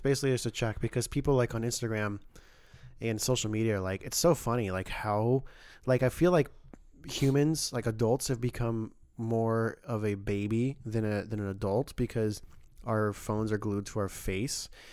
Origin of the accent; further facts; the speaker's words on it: California, United States; moved away; I'm Californian